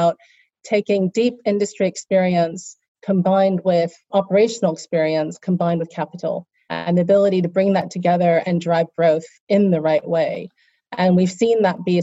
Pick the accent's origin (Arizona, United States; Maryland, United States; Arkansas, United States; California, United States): California, United States; moved away as an adult; also born or lived in New York / Geneva / Hong Kong / Singapore; now in Switzerland; I'm a Chinese American born and raised in California, grew up in a family of immigrants